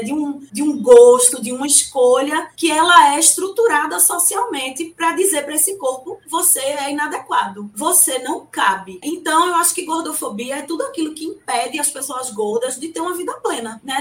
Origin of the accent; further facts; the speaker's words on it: Recife, Pernambuco, Brazil; Eu sou uma pessoa muito carnavalesca, como uma boa recifense